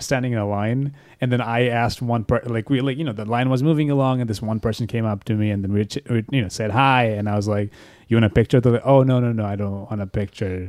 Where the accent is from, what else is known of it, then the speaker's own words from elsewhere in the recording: Bangladesh; moved away as an adult; now in United States; I'm from Bangladesh